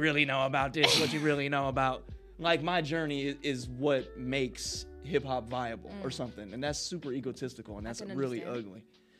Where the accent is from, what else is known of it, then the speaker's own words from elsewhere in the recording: Midwest, United States; moved away as an adult; now in Las Vegas, United States; I love Vegas, man. It's like my second home, and I'm from the Midwest, so you know it's a completely new environment for me.